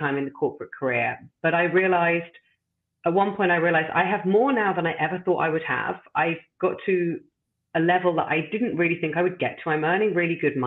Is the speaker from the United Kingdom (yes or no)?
yes; London, United Kingdom; moved away as an adult; now in Amsterdam, Netherlands; I'm originally from London. And as I mentioned to you just before, I've now been living in the beautiful city of Amsterdam for 11 years.